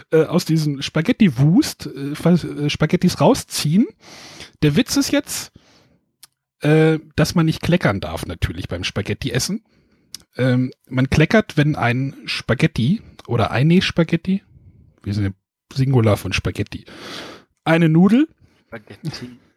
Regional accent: Northern Germany, Germany; Man knüddelt es zusammen, würde ich jetzt so als Norddeutscher hier sagen.

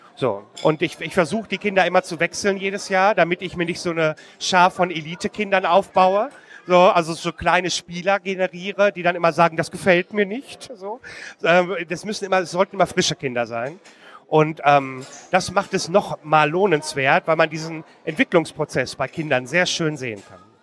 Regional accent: Marl, North Rhine-Westphalia, Germany; in Marl, in meiner Heimatstadt

